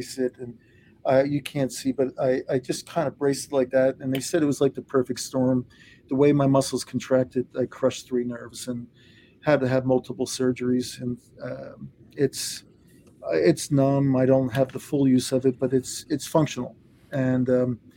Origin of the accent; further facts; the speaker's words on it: Delaware County, Pennsylvania, United States; I grew up out in Delaware County